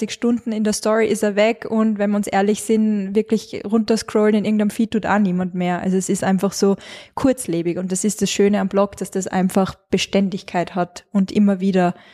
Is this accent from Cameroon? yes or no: no; Carinthia, Austria; now in Salzburg, Austria; Ähm, ich komme ursprünglich aus Kärnten, man hört es nur mehr manchmal, zum Glück.